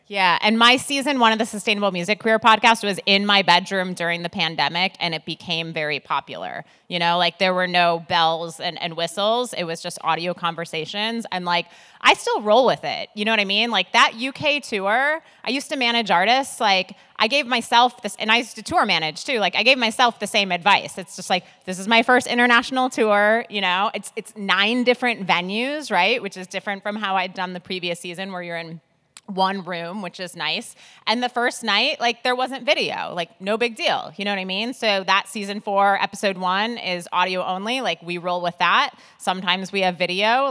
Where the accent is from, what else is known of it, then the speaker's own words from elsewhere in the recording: Milwaukee, Wisconsin, United States; now in New York, United States; I live in New York, but I'm originally from Milwaukee, Wisconsin